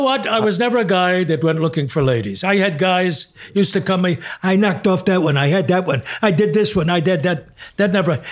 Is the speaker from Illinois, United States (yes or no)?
yes; Chicago, Illinois, United States; moved away; I was from Chicago